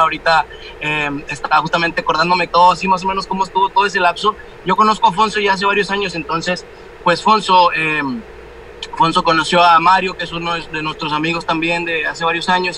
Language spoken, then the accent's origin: Spanish; Mexico; al último éramos como tres mexicanos